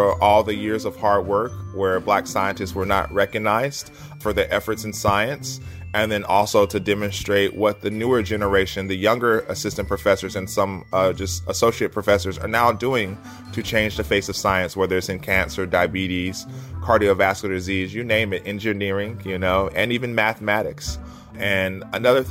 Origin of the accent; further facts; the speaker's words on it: Asheville, North Carolina, United States; now in Nashville, United States; I grew up in Asheville, North Carolina, and I was always a curious child